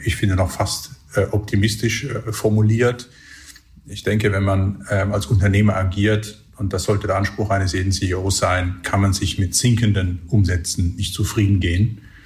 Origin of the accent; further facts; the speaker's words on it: Electoral Palatinate, near Heidelberg, Baden-Württemberg, Germany; now in Switzerland; ich bin äh, ursprünglich äh, Kurpfälzer und der Nähe von Heidelberg aufgewachsen